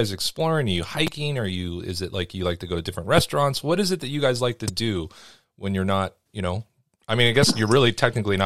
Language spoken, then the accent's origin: English; Los Angeles, California, United States; I grew up in Los Angeles.